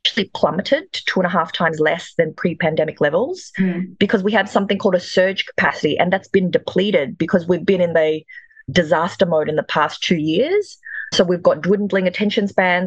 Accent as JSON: {"language": "English", "town": "Perth", "region": "Western Australia", "country": "Australia", "tie": "born or raised there", "also_born_or_lived": "Jakarta, Indonesia", "said": "I'm Indonesian. I was born in Jakarta, the capital. I came to Australia in the single digits, and my family, I moved with my grandparents. They first settled in Perth"}